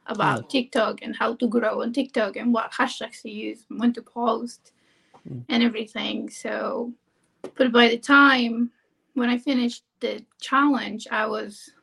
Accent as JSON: {"language": "English", "country": "Argentina", "moved": "as an adult", "lives_now": "Maryland, United States", "said": "I'm from Argentina. I came here to work as a nanny"}